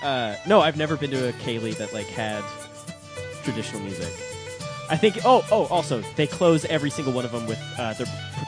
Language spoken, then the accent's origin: English; Scotland, United Kingdom; moved away; also born or lived in England; I grew up in Scotland.